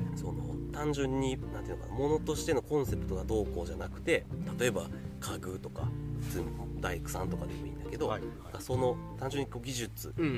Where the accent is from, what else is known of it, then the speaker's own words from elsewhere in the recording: Kyoto, Japan; also born or lived in Yokohama, Kanagawa; 10歳まで小4終わるまで、えー、と横浜にいてその父親の仕事の関係でちょっとこっちの京都の大学に来ることになった